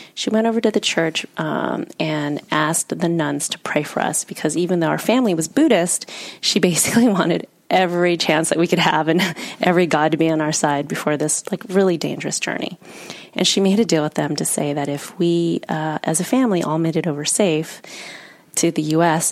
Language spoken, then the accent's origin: English; United States; also born or lived in Vietnam; I've grown up in the US